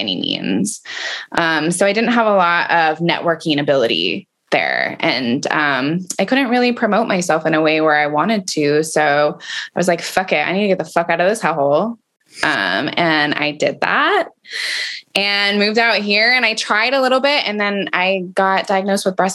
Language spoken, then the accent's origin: English; Prescott, Arizona, United States; also born or lived in Phoenix, Arizona; now in Austin, United States; I was raised in a very small town in Northern Arizona called Prescott